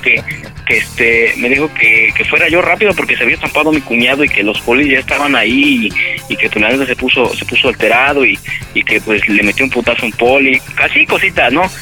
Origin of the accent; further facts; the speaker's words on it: Puebla, Mexico; moved away as an adult; now in Mazatlán, Mexico; somos de Puebla, bueno, originario de Puebla, pero este, yo estoy en Mazatlán